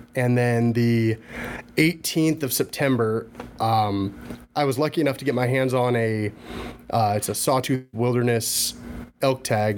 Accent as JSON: {"language": "English", "region": "Washington", "country": "United States", "said": "I'm from Washington State"}